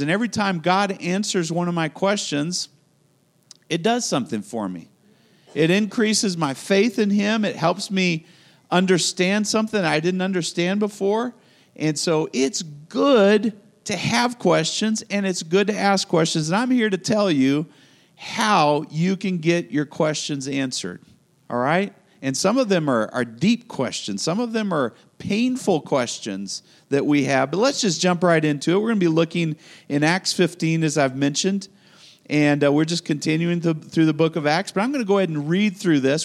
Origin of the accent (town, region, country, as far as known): United States